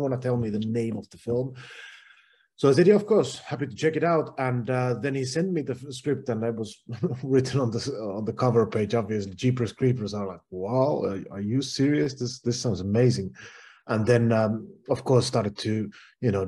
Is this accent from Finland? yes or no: yes; Finland; where I'm from Finland